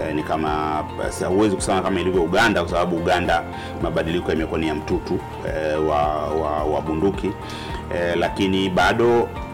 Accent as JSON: {"language": "Swahili", "country": "Tanzania", "said": "taifa letu"}